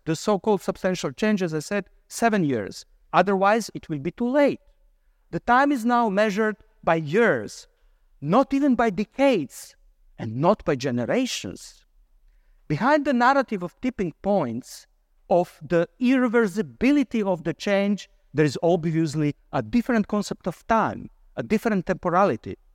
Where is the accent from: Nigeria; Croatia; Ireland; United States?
Croatia; moved away; I come originally from Croatia.